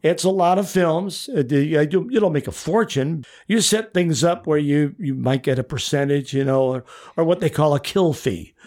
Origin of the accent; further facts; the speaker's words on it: Chicago, Illinois, United States; moved away as an adult; now in The Villages, United States; I grew up in Chicago, sort of in the shadow of Wrigley Field